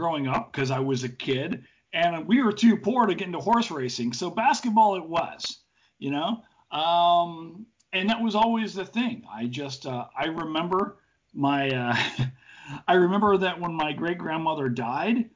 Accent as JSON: {"language": "English", "town": "Murray", "region": "Kentucky", "country": "United States", "tie": "born or raised there", "also_born_or_lived": "Breaux Bridge, Louisiana", "moved": "yes", "lives_now": "South Florida, United States", "said": "I'm from Murray, Kentucky, a small little hamlet in Western Kentucky"}